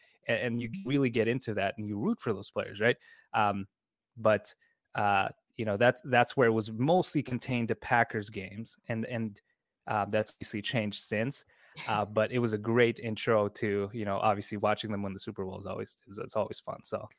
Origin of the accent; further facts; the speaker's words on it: Austria; So I grew up in Austria. That's where I was, where I've lived most of my life. My parents moved there a long time ago, and I was essentially there for most of my life.